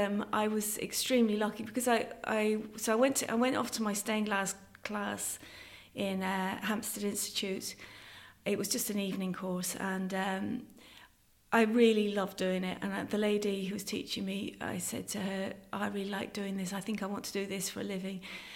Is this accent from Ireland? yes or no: yes; Connacht, Ireland; So I'm not, some people think I'm English because of my accent, but I very much identify as being Irish and being local as well. I've been a Leitrim Roscommon woman.